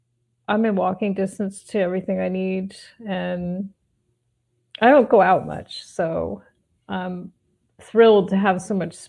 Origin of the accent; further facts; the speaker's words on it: northwestern New Jersey, United States; moved away; also born or lived in Manhattan, New York; I grew up in New Jersey, but the northwestern part near Pennsylvania.